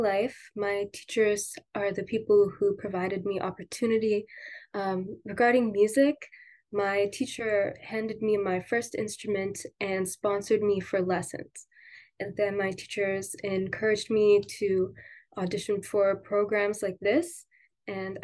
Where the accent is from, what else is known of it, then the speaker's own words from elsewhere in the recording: Kitchener, Ontario, Canada; moved away as an adult; now in Vancouver, Canada; I come from Kitchener, Ontario, and it's a very diverse community there.